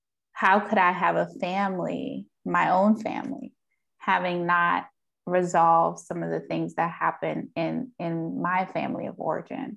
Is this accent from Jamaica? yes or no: yes; Jamaica; I'm Jamaican, and so, you know, the Caribbean culture doesn't really embrace therapy